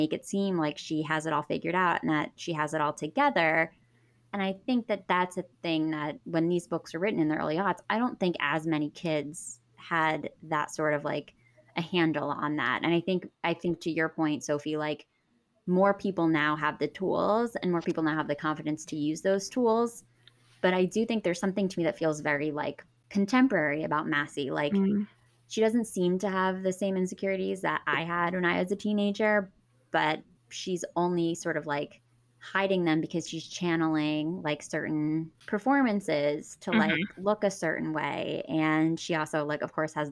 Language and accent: English; Pennsylvania, United States; I grew up middle class in Pennsylvania.